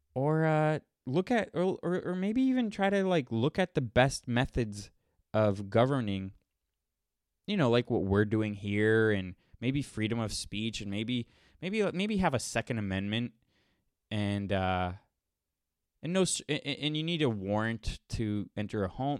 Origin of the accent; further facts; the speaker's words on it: Miami, Florida, United States; now in Los Angeles, United States; I'm from Miami. I live in L A.